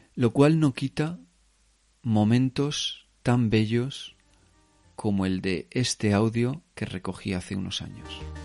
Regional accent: Spain; moved away as an adult; now in Berlin, Germany; como yo creo que mucha gente española

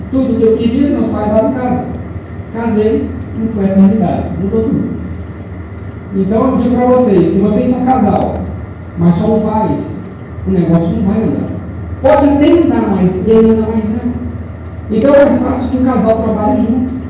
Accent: interior of Mato Grosso, Brazil; also born or lived in São Bernardo do Campo, São Paulo; Eu sou do interior de Mato Grosso. É, meus pais são comerciantes. Em 90, 99 nós vimos para Mato Grosso. Meus pais moraram em São Paulo.

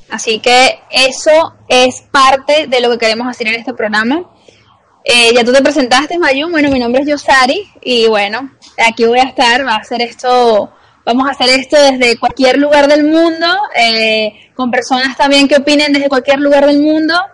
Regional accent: Venezuela; las dos somos de Venezuela, pero estamos en diferentes países

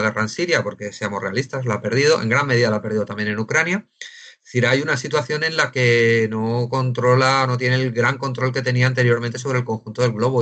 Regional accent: Spain; somos españoles

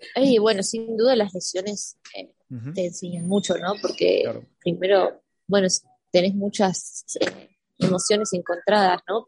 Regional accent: San Martín de los Andes, Neuquén, Argentina; moved away as an adult; also born or lived in Europe; now in United States; Como soy de San Martín de los Andes, ahí hay eh, centros de esquí, así que esquío desde chiquita también.

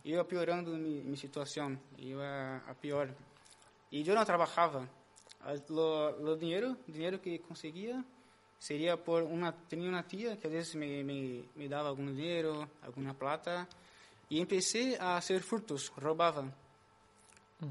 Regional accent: Brazil; moved away as an adult; now in Spain; sou de Brasil, né, como o Caim. Aqui em Espanha, llevo um ano e cinco meses, mais ou menos

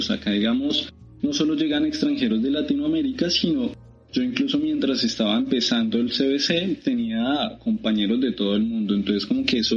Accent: Bogotá, Colombia; yo soy de la ciudad de Bogotá, soy colombiano, si se pueden dar cuenta, con, el acento todavía vigente.

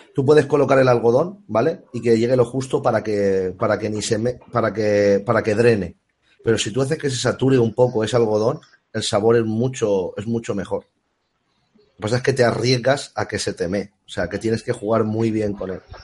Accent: Alicante, Valencian Community, Spain; casualmente es la calle donde yo nací... o sea, la casa de mis padres.

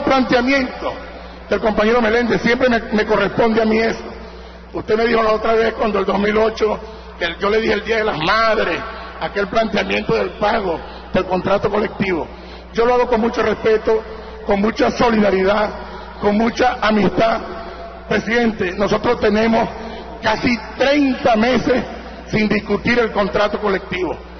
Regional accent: Acarigua, Portuguesa, Venezuela; yo soy llanero también de Acarigua

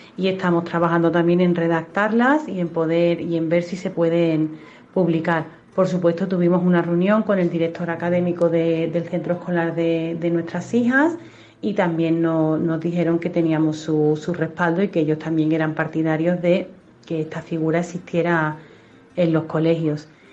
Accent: Seville, Andalusia, Spain; moved away as an adult; now in Pamplona, Spain; Estaréis notando en mi acento que no soy muda aquí y efectivamente soy sevillana, pero llevo viviendo ya en Pamplona cerca de 10 años

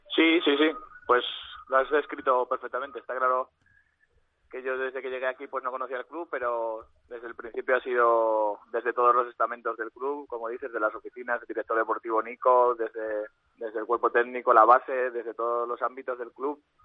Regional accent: Aragon, Spain; now in Albacete, Spain; soy maño

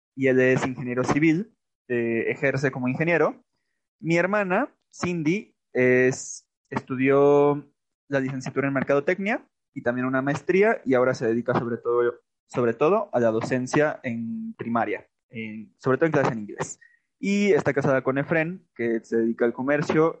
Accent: Aguascalientes, Mexico; moved away as an adult; also born or lived in Buenos Aires, Argentina; Yo soy nacido y criado en Aguascalientes

